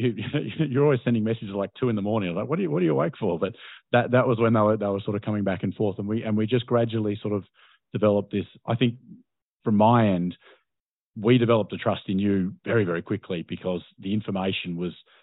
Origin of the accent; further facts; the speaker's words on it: Australia; I'm a journalist from Australia